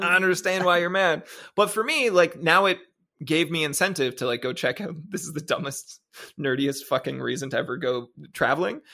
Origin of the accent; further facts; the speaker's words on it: Ontario, Canada; also born or lived in Japan; I'm a Canadian boy with an American phone who was in Japan